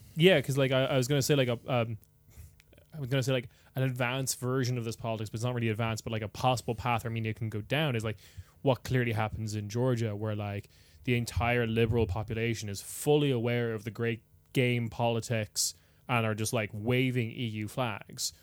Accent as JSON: {"language": "English", "country": "Ireland", "also_born_or_lived": "United Kingdom / Germany", "moved": "as an adult", "said": "I moved from Ireland to the U K or, like, to Germany"}